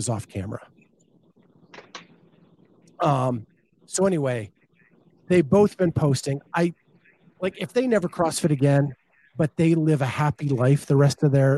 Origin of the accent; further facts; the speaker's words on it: Pennsylvania, United States; I grew up in Pennsylvania, and I am a proud Pennsylvanian.